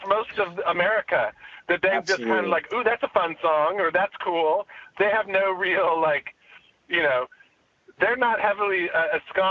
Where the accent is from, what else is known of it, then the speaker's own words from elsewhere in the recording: Redding, California, United States; also born or lived in Davis, California; where I grew up in Redding